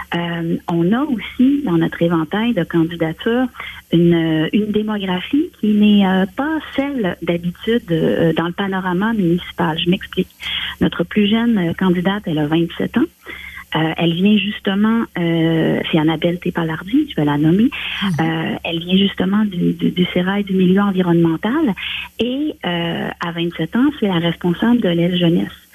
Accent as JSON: {"language": "French", "town": "Saint-Hyacinthe", "region": "Quebec", "country": "Canada", "said": "chez nous à Saint-Hyacinthe"}